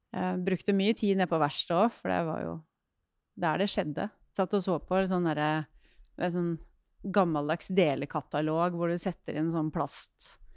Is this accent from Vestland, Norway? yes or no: no; Hamar, Innlandet, Norway; jeg er oppvokst eh, på Hamar